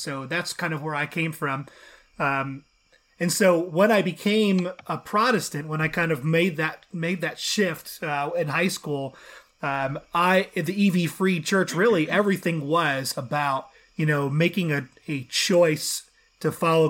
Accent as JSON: {"language": "English", "town": "Chicago", "region": "Illinois", "country": "United States", "said": "I'm from the Chicago area. So, you know, even though they're terrible this year, I'm a huge Bulls fan."}